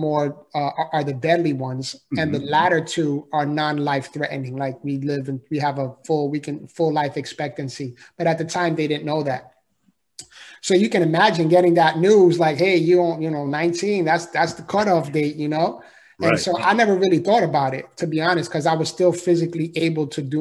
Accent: New York City, New York, United States; moved away as an adult; also born or lived in Florida; I was born and raised in the Bronx, New York, so I'm a city boy

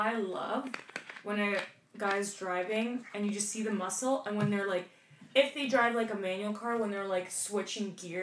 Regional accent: Russia; now in Canada; I'm Russian

